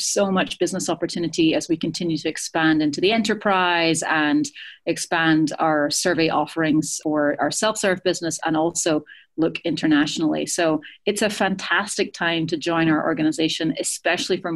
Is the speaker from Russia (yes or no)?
no; Edinburgh, Scotland, United Kingdom; moved away; Edinburgh is my hometown